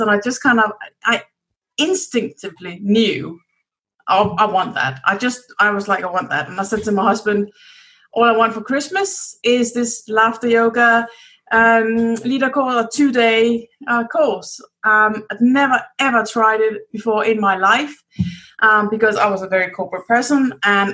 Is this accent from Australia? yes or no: no; Denmark; moved away as an adult; also born or lived in United Kingdom; I'm from Denmark. But I lived many years in the UK.